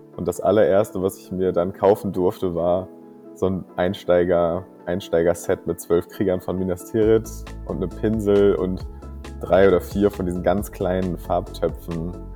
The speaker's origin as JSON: {"language": "German", "town": "Kiel", "region": "Schleswig-Holstein", "country": "Germany", "tie": "born or raised there", "said": "ich komme aus Kiel und wohne auch immer noch in Kiel tatsächlich. Ähm, und bin hier aufgewachsen, bin also echtes Nordlicht"}